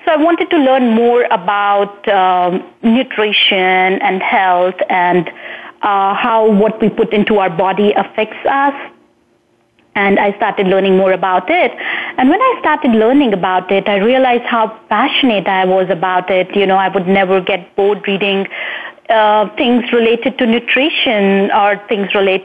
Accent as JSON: {"language": "English", "country": "India", "tie": "born or raised there", "moved": "yes", "said": "I hailed from India, and while I was growing up in India"}